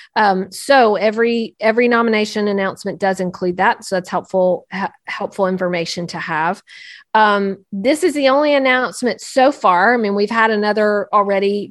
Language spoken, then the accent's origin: English; North Carolina, United States; Clint Presley is from my, my home state